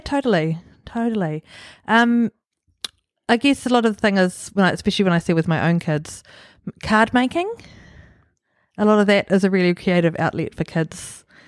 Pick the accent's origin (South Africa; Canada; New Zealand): New Zealand; Auckland; also born or lived in Gizo, Solomon Islands / Huapai; I grew up in Swanson. I was born in Solomon Islands in Gizo